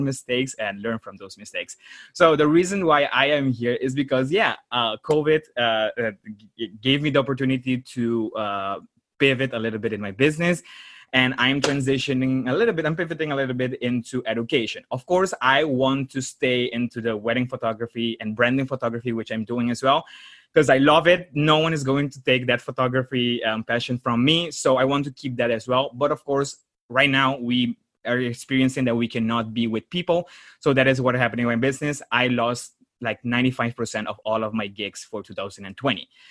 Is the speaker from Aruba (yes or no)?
yes; Aruba; moved away as an adult; now in Netherlands; I was born in Aruba, raised there, and uh, four years uh, um, in 2016 i moved to the netherlands to pursue my business degree